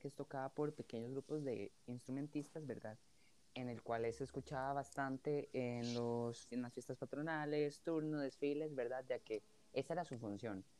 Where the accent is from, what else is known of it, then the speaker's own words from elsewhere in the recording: Costa Rica; como personas costarricenses, ¿verdad? De los que vivimos en este país